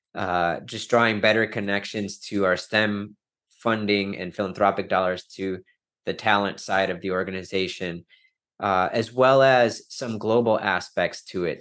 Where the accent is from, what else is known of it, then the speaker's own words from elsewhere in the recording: Wisconsin, United States; I'm from Wisconsin, I'm a Green Bay Packers fan